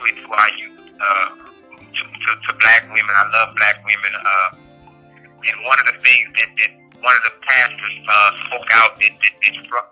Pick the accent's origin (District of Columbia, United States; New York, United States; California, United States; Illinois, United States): District of Columbia, United States; Washington; moved away as an adult; now in Allenwood, United States; I'm from Washington, D.C.